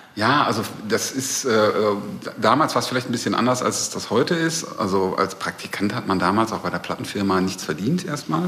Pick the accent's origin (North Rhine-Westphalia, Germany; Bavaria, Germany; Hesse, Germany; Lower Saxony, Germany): North Rhine-Westphalia, Germany; Recklinghausen; moved away as an adult; also born or lived in Bochum; now in Berlin, Germany; Da geboren und da habe ich auch sehr viele Jahre bis zum Studium gelebt